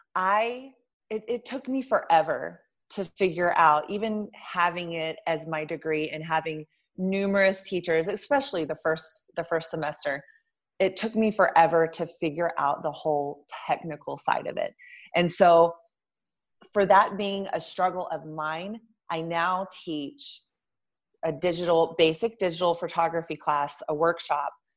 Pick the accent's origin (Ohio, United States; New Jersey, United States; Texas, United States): Texas, United States; Lubbock; moved away as an adult; also born or lived in Albuquerque, New Mexico; I'm originally from Lubbock, Texas, which is about 200,000 people.